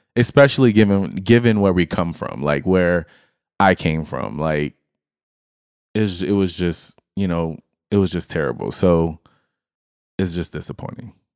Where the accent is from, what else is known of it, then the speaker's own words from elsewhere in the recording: Lafayette, Louisiana, United States; moved away; we come from, and Lafayette is a very r, country place.